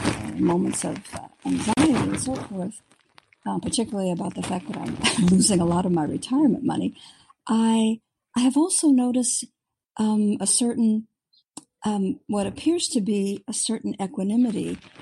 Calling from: San Diego, California, United States; I'm calling from San Diego.

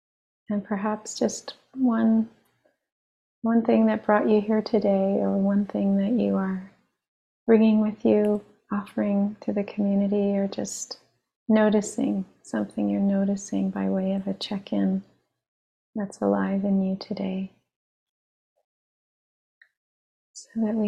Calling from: Long Island, New York, United States; I'm calling in from Long Island, the land of the Merrick and Munsee Lenape peoples.

